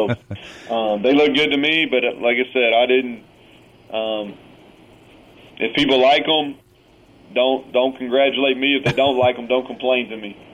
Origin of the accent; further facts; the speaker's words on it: Kentucky, United States; moved away as an adult; now in Morgantown, United States; It's a lot of a lot of similarities between the people that that I grew up with around in Kentucky and the people in this state